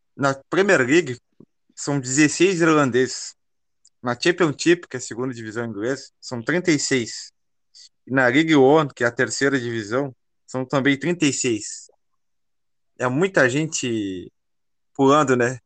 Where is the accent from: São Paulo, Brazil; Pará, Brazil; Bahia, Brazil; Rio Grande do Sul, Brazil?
Rio Grande do Sul, Brazil; Pedro Osório area; nós também somos aqui do Rio Grande do Sul, de Pierre Machado, entre Bagé e Pelotas.